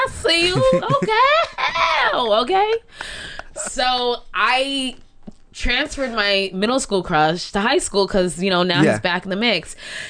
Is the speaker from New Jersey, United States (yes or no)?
yes; South Orange, New Jersey, United States; I moved from West Orange to South Orange, New Jersey.